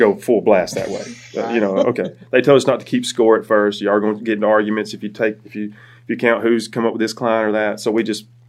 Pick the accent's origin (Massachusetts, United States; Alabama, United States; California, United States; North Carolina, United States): Alabama, United States; Cordova; I'm from Cordova, originally.